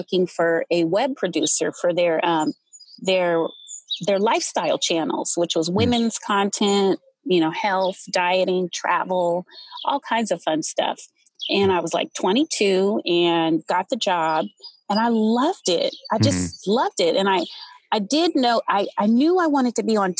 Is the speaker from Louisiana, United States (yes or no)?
no; Los Angeles, California, United States; moved away as an adult; now in Washington, D.C., United States; I was born and raised in Los Angeles, California